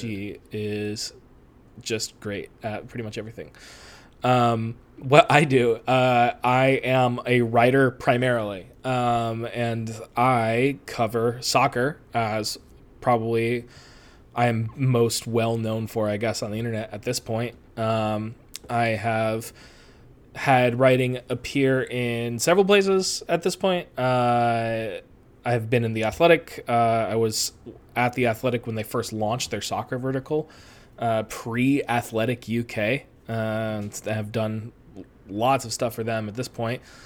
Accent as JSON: {"language": "English", "town": "Rochester", "region": "New York", "country": "United States", "moved": "as an adult", "lives_now": "Long Beach, United States", "said": "I'm originally from the East Coast. Uh, I am from upstate New York, specifically Western New York, Rochester area"}